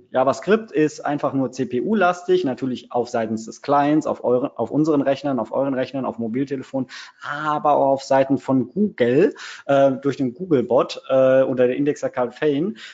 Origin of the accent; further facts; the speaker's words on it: Cologne, North Rhine-Westphalia, Germany; Ich bin äh, Kölsche Jung, das heißt, ich komme aus der wunderschönen Domhauptstadt Köln.